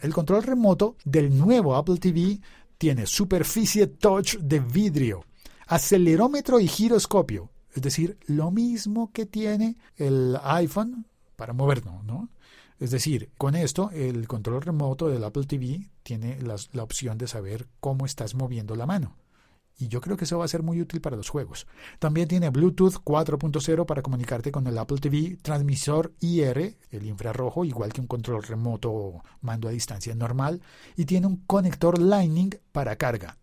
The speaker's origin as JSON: {"language": "Spanish", "country": "Colombia", "also_born_or_lived": "Bogotá", "said": "mi país, de Colombia"}